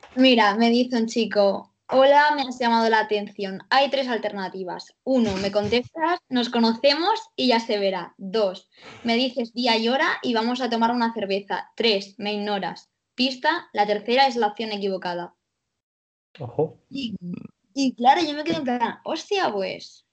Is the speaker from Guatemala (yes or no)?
no; Cartagena, Region of Murcia, Spain; soy de Cartagena